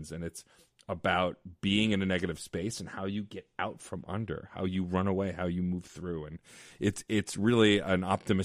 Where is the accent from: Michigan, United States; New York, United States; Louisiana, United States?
New York, United States; New York City; I grew up in Staten Island